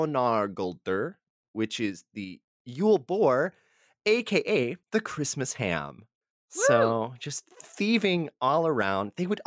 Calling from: Texas, United States; you know, I'm recording from Texas and I know this is tamale season.

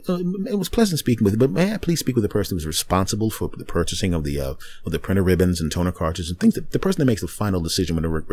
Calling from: Los Angeles, California, United States; Well, I'm actually calling from Los Angeles, California.

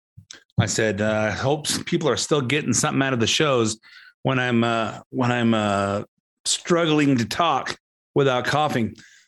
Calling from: Montana, United States; I'm recording in from Montana. Beautiful white mountains, beautiful snowy stuff.

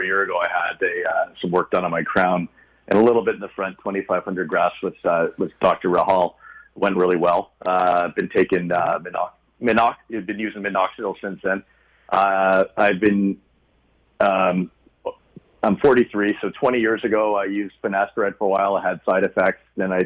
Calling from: Toronto, Ontario, Canada; calling from Toronto

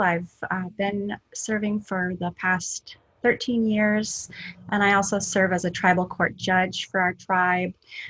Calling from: Anchorage, Alaska, United States; calling in today from one jurisdiction over from my traditional jurisdiction out in Palmer, and so I'm calling from Anchorage, which is Dena'ina lands.

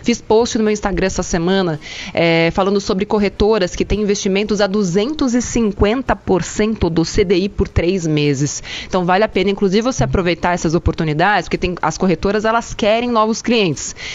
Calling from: São Paulo, Brazil; eu sou de Foxetuba, Alto Tietê de São Paulo.

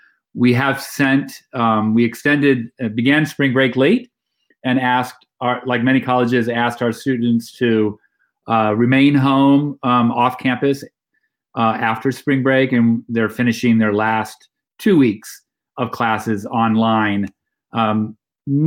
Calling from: Kent, Ohio, United States; I'm calling in from Kent, Ohio, where I live with my family, home of Kent State University, where I work and direct the WIC Poetry Center here in the College of Arts and Sciences.

